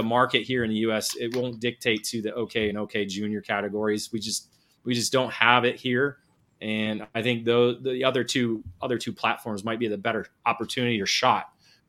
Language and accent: English; United States; as an American